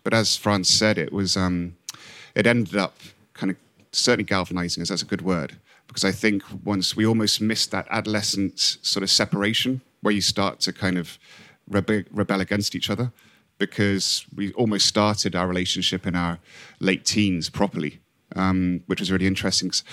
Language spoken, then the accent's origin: English; Hong Kong; moved away; I came from Hong Kong, so I didn't really have my home to go back